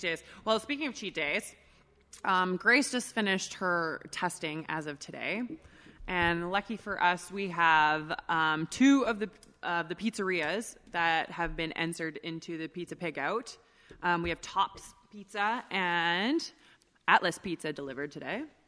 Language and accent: English; Edmonton, Alberta, Canada; now in Calgary, Canada; I'm born and raised in Edmonton